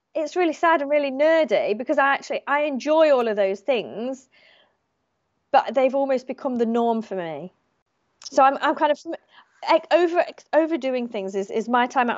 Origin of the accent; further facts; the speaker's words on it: United Kingdom; moved away as an adult; now in Australia; as a British person